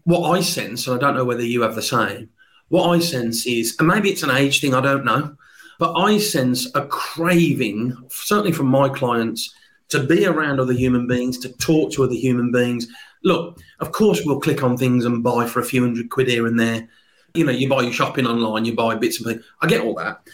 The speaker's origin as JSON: {"language": "English", "town": "Birmingham", "region": "West Midlands", "country": "United Kingdom", "said": "never underestimate a Brummie"}